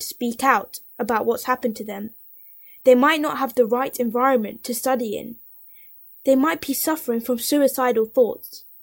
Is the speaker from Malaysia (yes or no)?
no; London, United Kingdom; I am from London